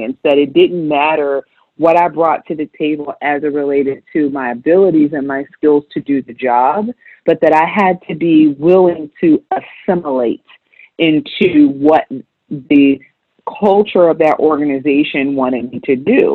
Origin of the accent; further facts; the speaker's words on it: Augusta, Georgia, United States; I'm from Augusta.